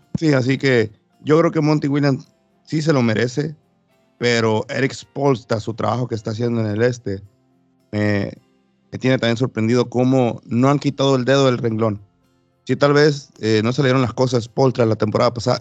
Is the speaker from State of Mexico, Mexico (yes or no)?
no; Los Cabos, Baja California Sur, Mexico; mi tierra, Baja California Sur, Los Cabos